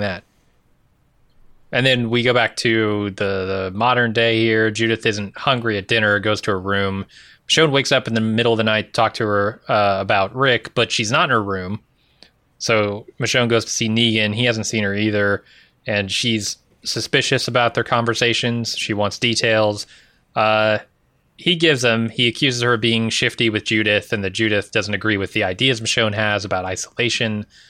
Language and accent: English; United States; as an American.